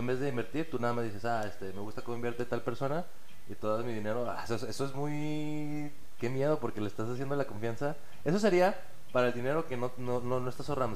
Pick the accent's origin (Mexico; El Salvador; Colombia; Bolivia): Mexico; nosotros como mexicanos